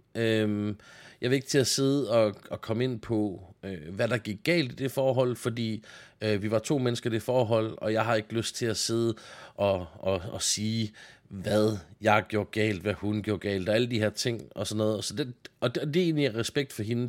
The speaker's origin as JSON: {"language": "Danish", "country": "Denmark", "said": "jeg er jyde"}